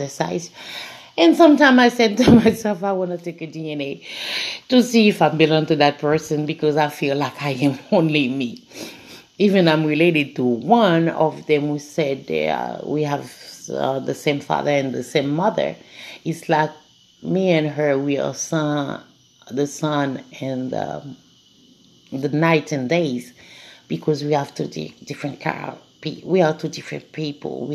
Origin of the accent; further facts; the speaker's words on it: Haiti; moved away; I don't have a big family because I'm a foreigner. As I told you, I'm from Haiti